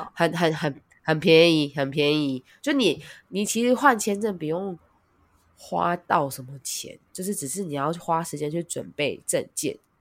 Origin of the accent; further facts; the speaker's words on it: Taiwan; now in Japan; 我不是日本人，我是台湾人，我还是拿着台湾护照